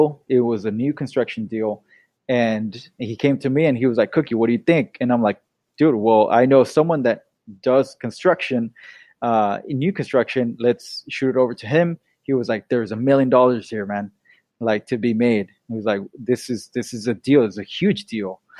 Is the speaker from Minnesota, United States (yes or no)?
no; Bay Area, Northern California, United States; also born or lived in Irvine, California; Born and raised in the Bay Area in Northern California